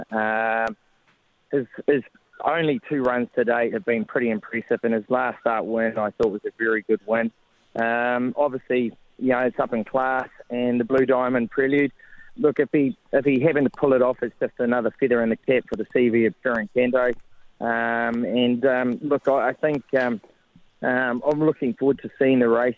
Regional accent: New Zealand; being a Kiwi

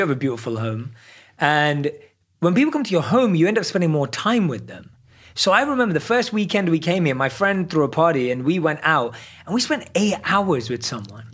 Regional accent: London, United Kingdom; I'm a born and raised in London.

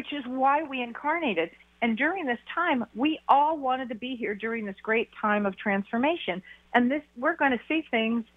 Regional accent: Beverly Hills, California, United States; moved away as an adult; now in Wisconsin, United States; I was born and raised in Beverly Hills, and I've had my practice there forever

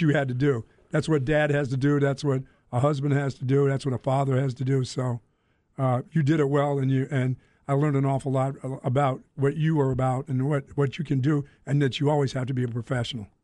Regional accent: Greensboro, North Carolina, United States; also born or lived in Philadelphia; I grew up in Greensboro, North Carolina

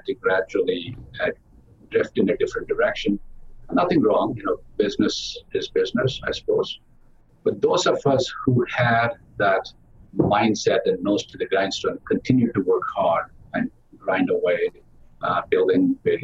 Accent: South India, India; now in United States; I grew up in the South India with a family of six sisters

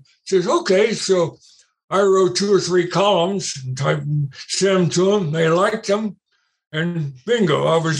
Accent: Cincinnati, Ohio, United States; moved away as an adult; also born or lived in Michigan / Indiana; I was born and raised in Cincinnati

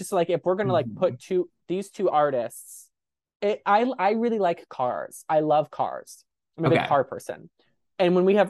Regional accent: San Diego, California, United States; I mean, I'm from San Diego, I've known about it forever

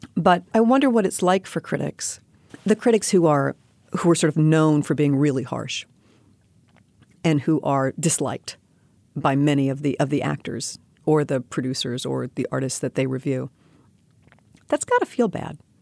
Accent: New York City, New York, United States; I grew up in New York City.

